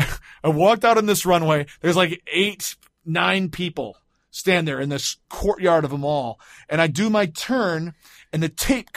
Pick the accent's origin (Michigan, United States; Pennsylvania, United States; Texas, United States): Michigan, United States; Grand Rapids; when I was growing up in Grand Rapids.